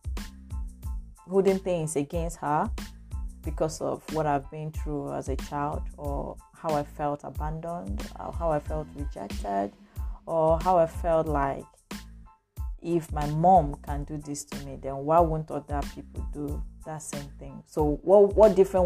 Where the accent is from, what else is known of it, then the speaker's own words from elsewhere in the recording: Lagos, Nigeria; I grew up in Lagos, and from one family to the other.